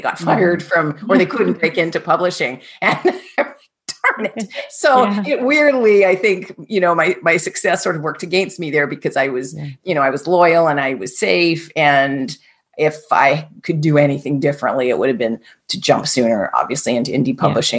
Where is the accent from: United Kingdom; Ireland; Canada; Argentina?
Canada; I'm Canadian